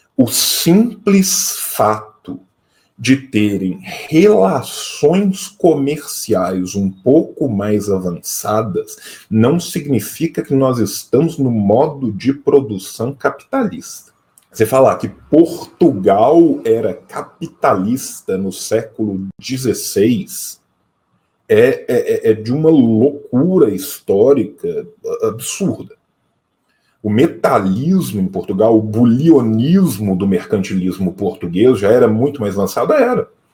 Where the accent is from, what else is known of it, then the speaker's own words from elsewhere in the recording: a region of Minas Gerais, Brazil; Eu venho de uma região de Minas Gerais que as minhas relações de produção no interior são muito mais próximas